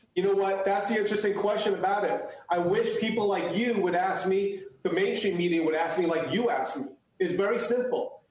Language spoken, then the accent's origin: English; United States; first language Chinese; English is a second language; My parents came here legally, and so I was born in the United States